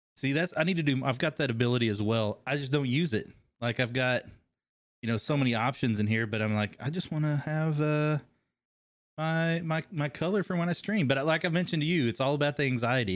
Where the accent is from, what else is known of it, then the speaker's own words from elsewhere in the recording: Kentucky, United States; accent: twang; moved away as an adult; also born or lived in California; Kentucky, originally